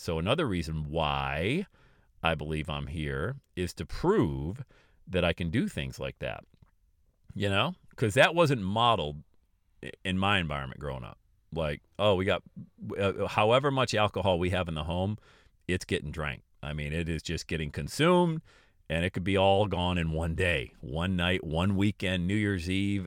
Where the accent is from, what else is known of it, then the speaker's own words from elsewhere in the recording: Bradford, Pennsylvania, United States; moved away as an adult; also born or lived in Florida; I'm leaving Bradford. I'm going, leaving my hometown.